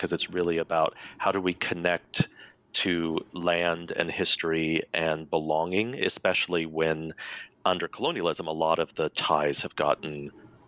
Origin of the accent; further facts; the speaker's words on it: Colorado, United States; I was born and raised in Colorado